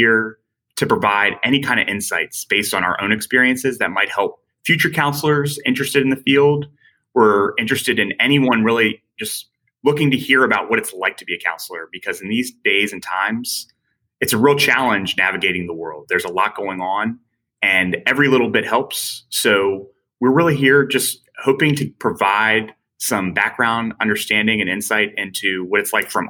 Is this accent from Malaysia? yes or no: no; Culpeper, Virginia, United States; I'm from Culpeper, Virginia